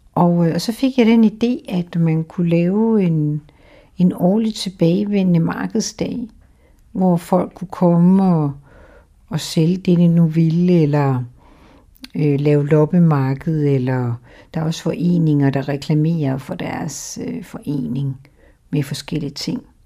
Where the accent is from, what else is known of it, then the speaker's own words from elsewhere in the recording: Randers, Central Denmark Region, Denmark; moved away as an adult; also born or lived in Aarhus; now in Humlebæk, Denmark; jeg er født i, i noget, der hedder Dronningborg, som ligger lige uden for Randers